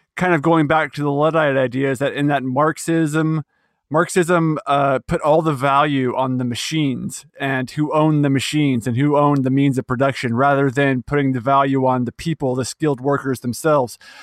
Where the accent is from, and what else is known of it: United States